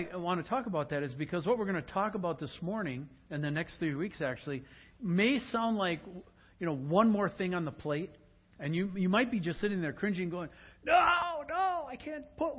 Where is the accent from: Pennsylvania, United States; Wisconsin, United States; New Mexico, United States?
Wisconsin, United States; Sugar Bush; moved away; also born or lived in Luxemburg, Wisconsin; Ken and I grew up in Sugar Bush, Wisconsin together